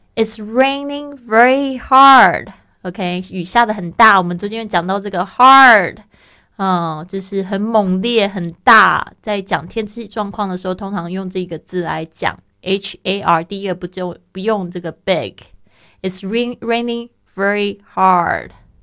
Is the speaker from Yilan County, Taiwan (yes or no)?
no; Taipei, Taiwan; now in Barcelona, Spain; 我的老家，那台北也是非常喜欢下雨的一个地方